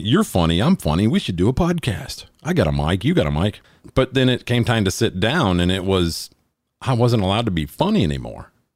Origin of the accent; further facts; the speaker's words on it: Alabama, United States; Talladega Super Speedway, which is my home state